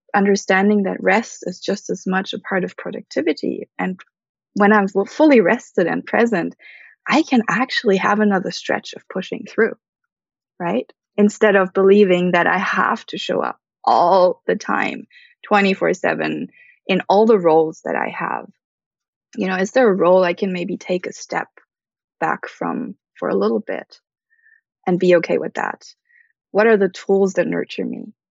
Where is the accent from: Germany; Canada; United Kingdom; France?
Germany; moved away; also born or lived in Bali / Philippines / Switzerland; I was born and raised in Germany to a Filipino mother and an American father